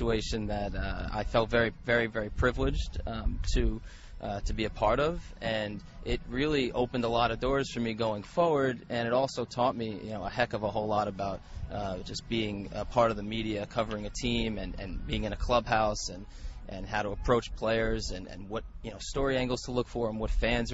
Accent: East Coast, United States; moved away as an adult; also born or lived in Missouri; I'm from the East Coast

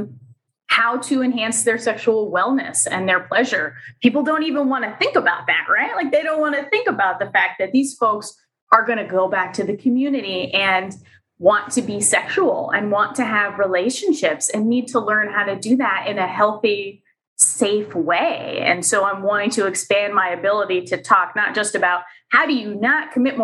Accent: Pennsylvania, United States; moved away as an adult; also born or lived in New Hampshire; came back to my home state of Pennsylvania

